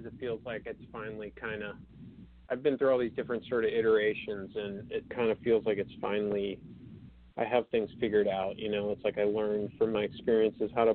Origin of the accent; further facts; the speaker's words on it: New Hampshire, United States; also born or lived in Boston; I grew up in New Hampshire.